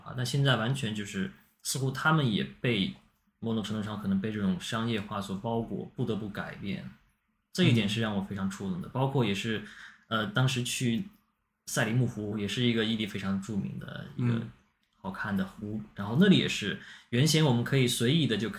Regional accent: Xinjiang, China; 大家会觉得我是一个新疆人，我应该会跳舞，我应该懂得怎么说新疆话，但其实完全不会。

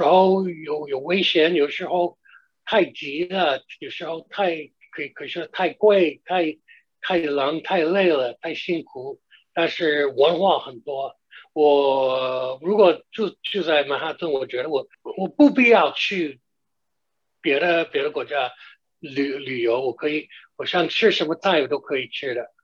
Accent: Long Island, New York, United States; Chinese is a second language; now in Manhattan, United States; 因为我是在长岛出生的啊

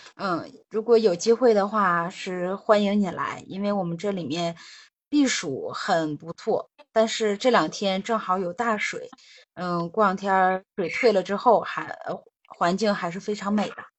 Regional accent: Yichun, Heilongjiang, China; 我来自黑龙江伊春市

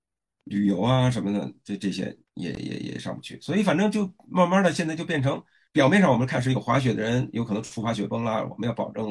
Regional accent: China; 所以现在我们中国人正在深入那些以前的不毛之地

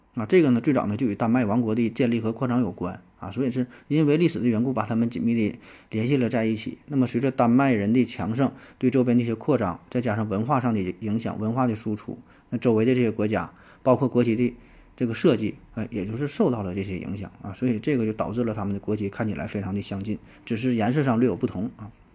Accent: China; 又符合我们中国人的呃审美的观点

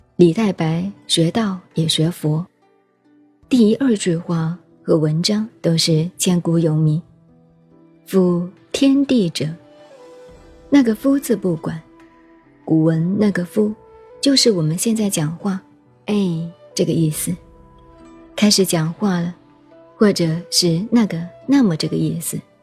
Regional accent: China; 我们中国人是乡下人

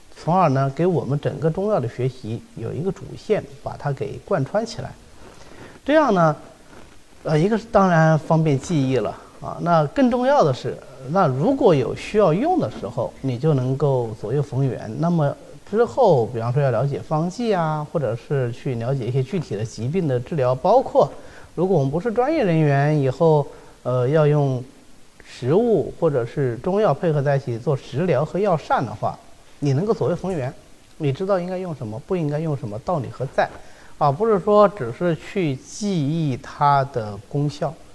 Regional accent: China; 我们中国人

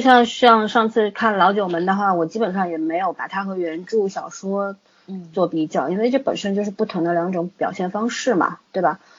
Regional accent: China; 包括我们中国人也是一样

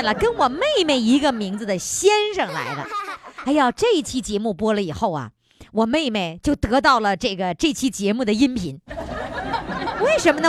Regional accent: Dongning, Heilongjiang, China; 我的家乡，黑龙江省东宁县

